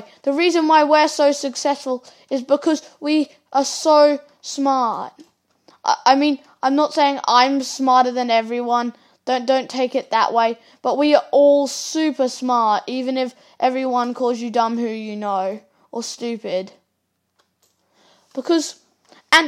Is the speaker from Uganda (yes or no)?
no; Australia; I'm Australian